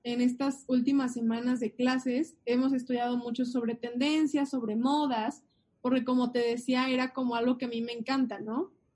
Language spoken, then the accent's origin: Spanish; Mexico